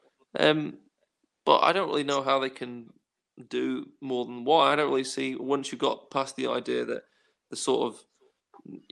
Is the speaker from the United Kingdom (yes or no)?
yes; United Kingdom; as the British